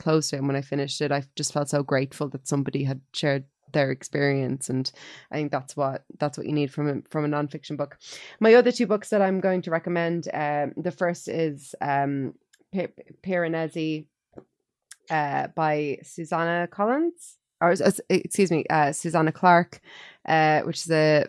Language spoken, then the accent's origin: English; Ireland; as an Irish person